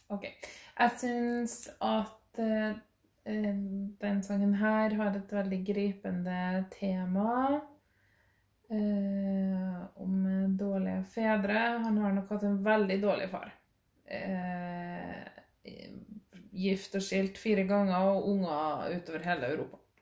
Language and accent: Norwegian; Norway; jeg er norsk i Norge, og eh, snakker norsk